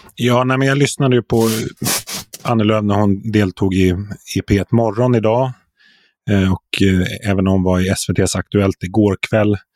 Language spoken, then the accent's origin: Swedish; Sweden; som som svensk journalist